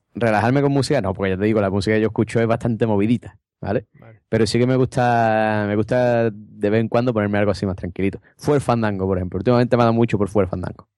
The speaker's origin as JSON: {"language": "Spanish", "area": "Cádiz", "region": "Andalusia", "country": "Spain", "said": "me eché novia fuera de Cádiz"}